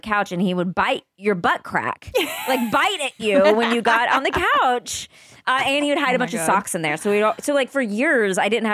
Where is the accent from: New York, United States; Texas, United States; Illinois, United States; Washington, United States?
Texas, United States; I grew up in Texas